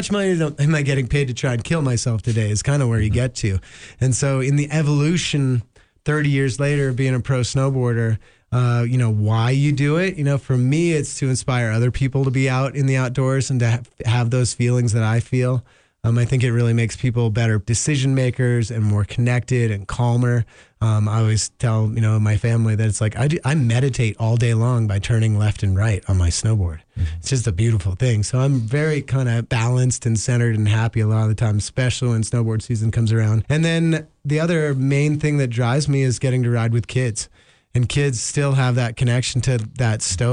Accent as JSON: {"language": "English", "town": "Jackson", "region": "Wyoming", "country": "United States", "tie": "born or raised there", "said": "my family moved here in 1980. I grew up on Snow King, grew up going on Teton Pass"}